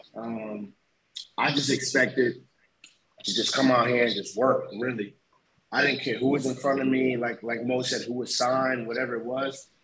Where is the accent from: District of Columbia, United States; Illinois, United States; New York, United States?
New York, United States; North Babylon; moved away as an adult; I'm from Long Island, New York. from a town called North Babylon, New York.